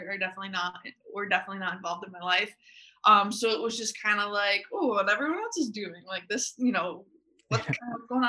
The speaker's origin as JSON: {"language": "English", "region": "Connecticut", "country": "United States", "said": "I'm from Connecticut"}